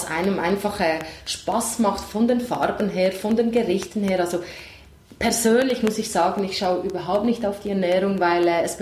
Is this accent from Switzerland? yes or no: no; Italy; moved away; ich komme aus Italien